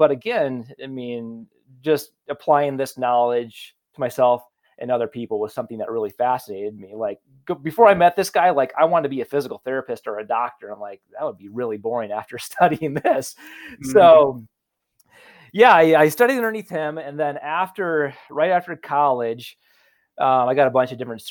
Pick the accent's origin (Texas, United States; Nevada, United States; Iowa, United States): Iowa, United States; Carroll; moved away as an adult; also born or lived in Omaha, Nebraska; I'm a hick from Carroll, Iowa